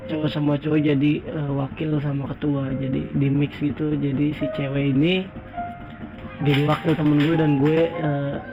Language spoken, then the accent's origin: Indonesian; Jakarta, Indonesia; born there; Gue lahir di Jakarta dan sampai sekarang gue stay di wilayah baratnya Jakarta, tepatnya di wilayah Selipi.